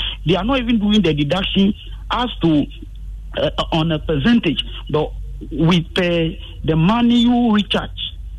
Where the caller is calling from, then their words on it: Mepe, Volta, Ghana; I'm calling from Mepo in the Volta region, North Town.